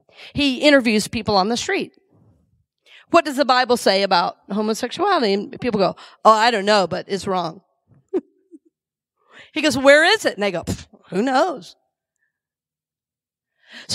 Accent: the South, United States; now in Tampa, United States; I grew up in the South

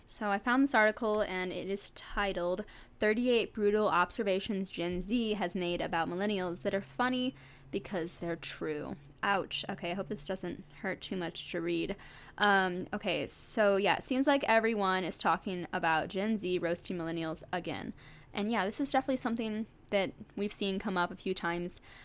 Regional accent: St. Louis, Missouri, United States; I grew up in the suburbs outside of Saint Louis

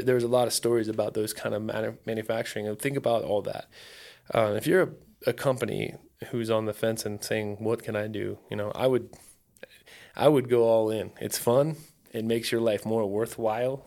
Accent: Ohio, United States; now in Phoenix, United States; I grew up in Ohio. There's no, there's zero wilderness.

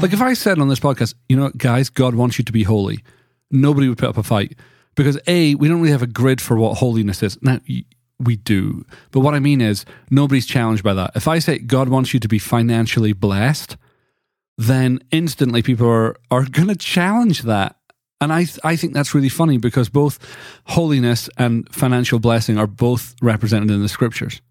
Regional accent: United Kingdom; moved away; in Britain, there's all these things that were just part of my childhood

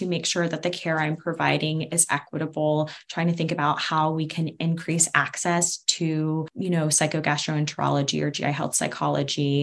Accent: Atlanta, Georgia, United States; I'm from Atlanta, which is home to really important pieces of the civil rights movement

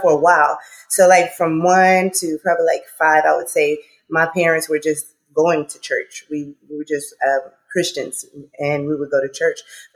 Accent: Port Arthur, Texas, United States; moved away as an adult; now in Los Angeles, United States; I'm from the South now. I'm from Texas

